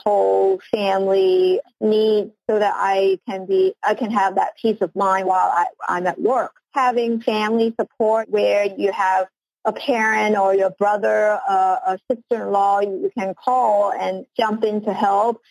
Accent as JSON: {"language": "English", "country": "Hong Kong", "also_born_or_lived": "United States", "moved": "yes", "said": "I am originally from Hong Kong, and uh, I did my studies and uh, spent most of my career in the U.S."}